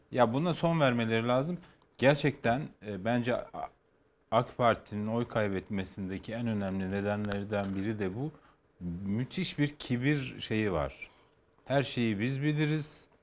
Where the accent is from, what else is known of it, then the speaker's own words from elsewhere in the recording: Kars, Kars Province, Turkey; moved away; ben bütün çocukluğum Kars'ta geçti